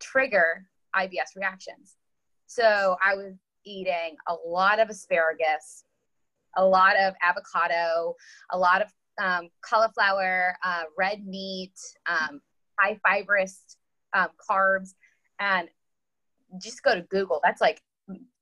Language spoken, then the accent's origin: English; Huntsville, Alabama, United States; moved away as an adult; also born or lived in Georgia / Tennessee / Kansas / Indiana; now in Jacksonville, United States; I currently live in Jacksonville, Florida, but I am originally from Huntsville, Alabama